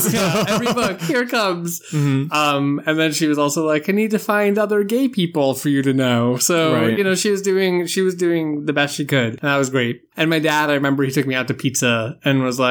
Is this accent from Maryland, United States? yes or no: no; South Shore of Boston, near Plymouth, Massachusetts, United States; I grew up just south of Boston. So that's where I've been basically all my life.